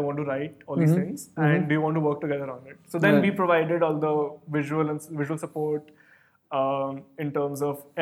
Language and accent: English; Tripura, India; also born or lived in Goa / Delhi; I'm from Tripura